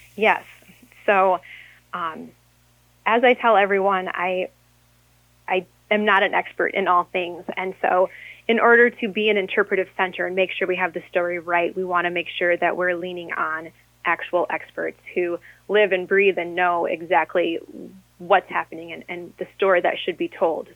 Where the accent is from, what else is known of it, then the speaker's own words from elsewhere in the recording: Harmony, Minnesota, United States; my hometown of Harmony